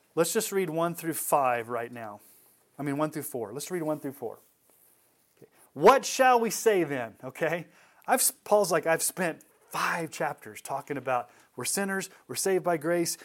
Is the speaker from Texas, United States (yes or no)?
yes; Texas, United States; When I was a kid growing up in Texas